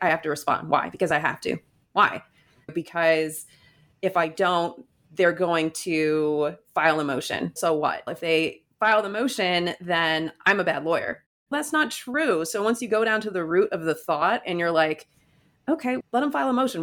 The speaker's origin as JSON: {"language": "English", "region": "Michigan", "country": "United States", "tie": "born or raised there", "moved": "as an adult", "lives_now": "New Jersey, United States", "said": "I grew up in Michigan and I went to school"}